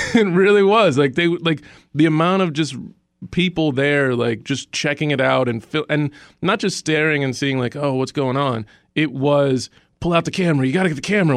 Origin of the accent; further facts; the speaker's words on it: Dallas, Texas, United States; I grew up in Dallas, Texas